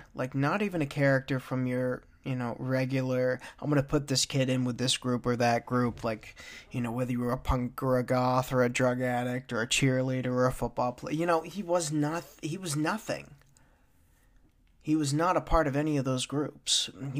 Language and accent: English; Tanglewood, United States; I mean, I grew up in Tanglewood, ladies and gentlemen, and in Tanglewood, at that point in time in the 90s, it was hit or miss.